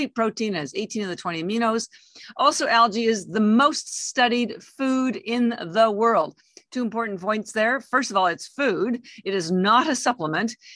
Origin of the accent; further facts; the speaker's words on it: Canada; moved away as an adult; now in Boston, United States; I'm actually Canadian, although I've lived in the United States for 33 years